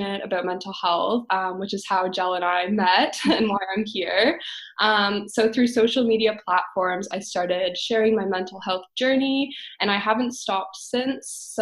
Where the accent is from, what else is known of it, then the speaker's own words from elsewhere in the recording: London, Ontario, Canada; also born or lived in Waterloo, Ontario; I'm from London. So I ended up going to Laurier, which was about like an hour and a half in Waterloo away from London